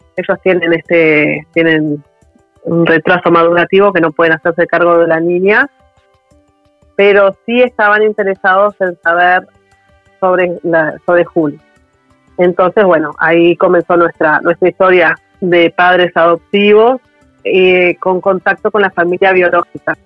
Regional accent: Montevideo, Uruguay; somos de Montevideo los dos

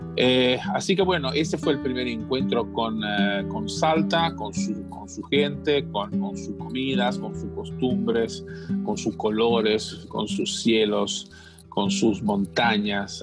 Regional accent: Italy; Spanish is a second language; moved away as an adult; now in Argentina; yo soy, soy italiano y cuando cuando tenía casi 30 años decidí hacer un cambio en mi vida

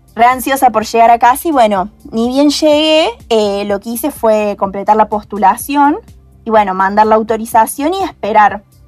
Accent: Hernando, Córdoba, Argentina; moved away as an adult; now in Córdoba, Argentina; soy de Hernando, una pequeña ciudad eh, en el interior de Córdoba, pero ahora eh, por la universidad me vine a Córdoba Capital.

